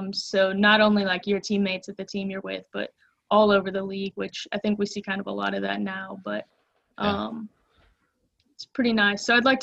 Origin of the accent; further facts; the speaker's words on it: St. Simons Island, Georgia, United States; also born or lived in East Tennessee; So I was born in East Tennessee, lived about 4 hours north of Macon, Georgia, and then my family moved to St. Simons Island, where we live about 4 hours south.